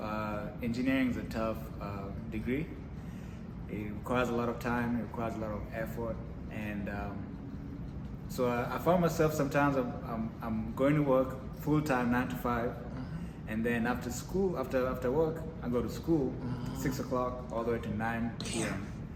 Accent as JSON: {"language": "English", "region": "Nairobi", "country": "Kenya", "tie": "born or raised there", "moved": "as an adult", "lives_now": "Houston, United States", "said": "I'm from Nairobi, Kenya. I was born and raised in Nairobi, Kenya, and moved to the States when I was 18 years old after high school."}